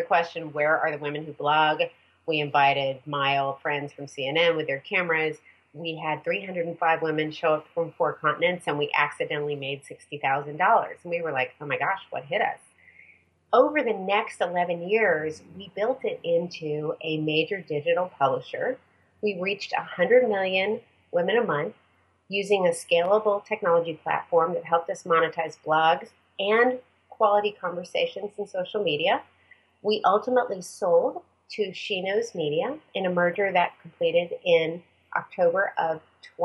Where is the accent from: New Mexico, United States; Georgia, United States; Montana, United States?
Montana, United States; Missoula; moved away as an adult; also born or lived in Bay Area, California; now in Silicon Valley, United States; I grew up in Missoula, Montana.